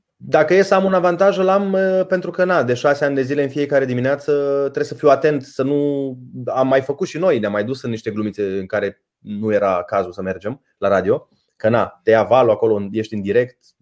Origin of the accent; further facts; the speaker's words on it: Suceava, Suceava County, Romania; Eu eram din Suceava